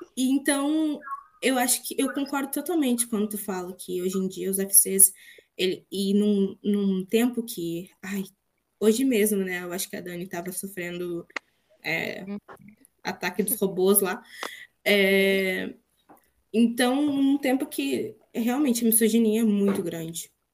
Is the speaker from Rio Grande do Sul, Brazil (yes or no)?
yes; Rio Grande do Sul, Brazil; vocês já devem ter percebido que eu sou gaúcha também.